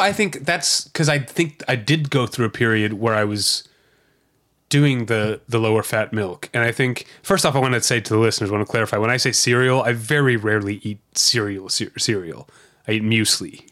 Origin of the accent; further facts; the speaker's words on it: St. Louis, Missouri, United States; moved away; the part of Saint Louis County where I grew up